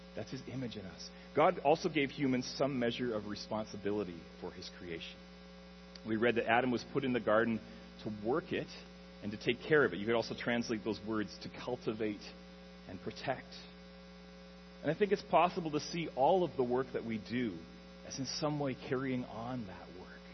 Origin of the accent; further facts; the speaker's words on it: Alberta, Canada; moved away as an adult; now in Ontario, Canada; I grew up in Alberta, um, way out west in the prairies, in a small prairie town